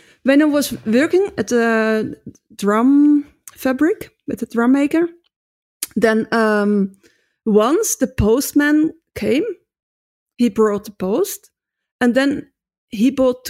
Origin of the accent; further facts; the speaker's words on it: Netherlands; So I come from Holland and if I play the drums in Holland, they say, nice, very good.